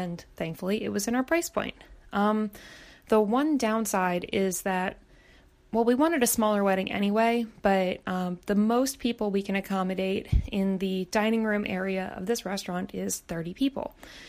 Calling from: Baltimore, Maryland, United States; I'm calling you from Baltimore, Maryland.

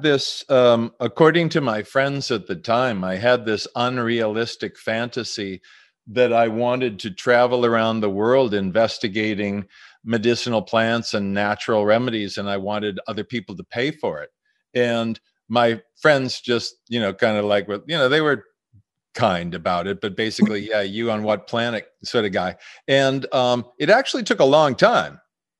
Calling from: Massachusetts, United States; Western Massachusetts. My wife and I are out near Amherst. So we're out in the country

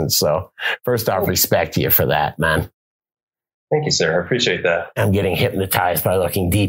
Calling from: Oregon, United States; I'm calling from Oregon.

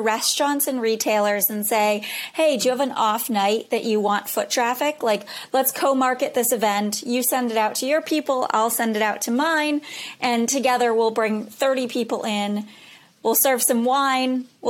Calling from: Boston, Massachusetts, United States; I'm in Boston.

